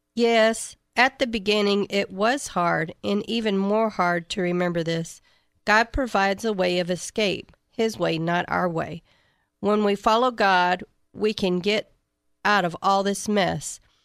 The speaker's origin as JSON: {"language": "English", "town": "Shiner", "region": "Texas", "country": "United States", "said": "I'm from Shiner, Texas"}